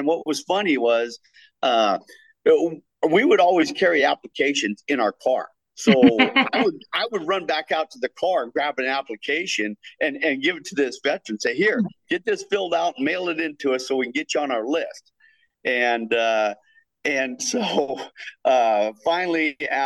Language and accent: English; Templeton, California, United States; I was raised here in Templeton. I've been in Templeton 57 years